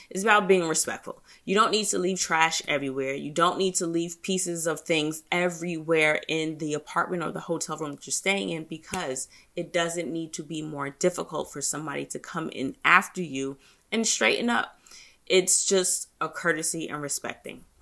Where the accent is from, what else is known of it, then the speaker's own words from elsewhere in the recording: United States; me being an American